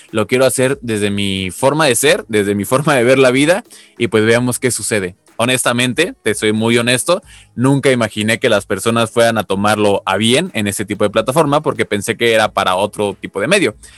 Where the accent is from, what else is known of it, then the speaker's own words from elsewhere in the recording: Mexico; soy mexicano